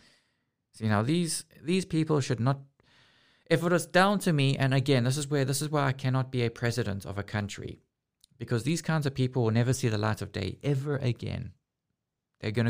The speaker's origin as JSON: {"language": "English", "country": "South Africa", "moved": "yes", "lives_now": "Amsterdam, Netherlands", "said": "I was from South Africa"}